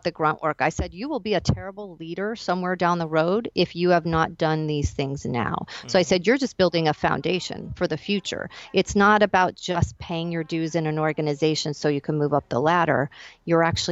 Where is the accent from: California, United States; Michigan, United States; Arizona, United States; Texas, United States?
Arizona, United States; moved away as an adult; So that moved me back to my hometown of Arizona temporarily